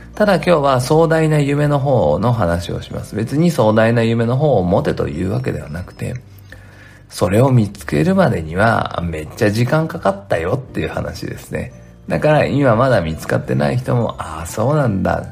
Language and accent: Japanese; Nagoya, Aichi, Japan; moved away as an adult; also born or lived in Tokyo; 僕は名古屋出身